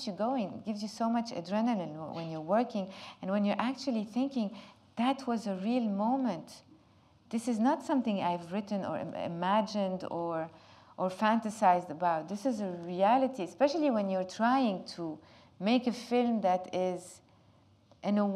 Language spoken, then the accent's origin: English; Lebanon; English is a second language; living in Lebanon and growing up in Lebanon in such a difficult, complicated country